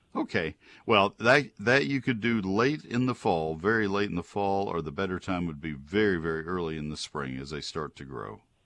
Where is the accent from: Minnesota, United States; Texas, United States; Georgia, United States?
Texas, United States; San Antonio; San Antonio is where I was born